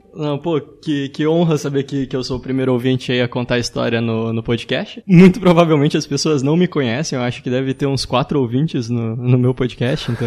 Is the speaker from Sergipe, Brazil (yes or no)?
no; Joinville, Santa Catarina, Brazil; sou de Joinville, Santa Catarina